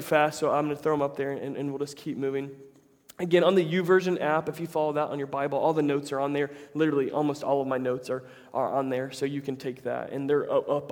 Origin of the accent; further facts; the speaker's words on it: Tampa, Florida, United States; my hometown team is getting a lot better, the Tampa Bay Rays